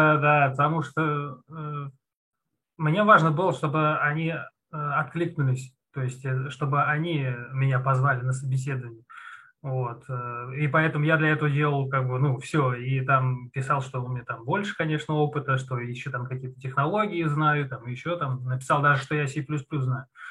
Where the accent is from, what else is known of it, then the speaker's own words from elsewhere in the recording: Ramenskoye, Moscow Oblast, Russia; Я из Раменского, город Раменское